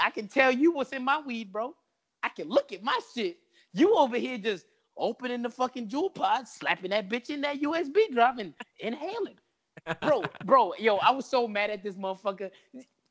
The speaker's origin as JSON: {"language": "English", "region": "New York", "country": "United States", "said": "I'm from New York"}